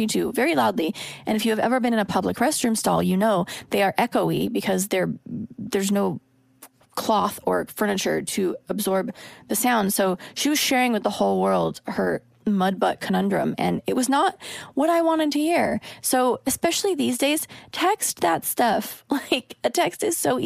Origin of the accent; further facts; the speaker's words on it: Oregon, United States; now in Los Angeles, United States; I'm from Oregon, where it's like the land of polite drivers.